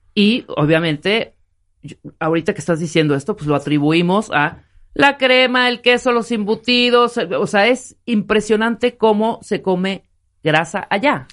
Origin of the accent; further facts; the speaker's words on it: Chiapas, Mexico; yo soy de Chiapas.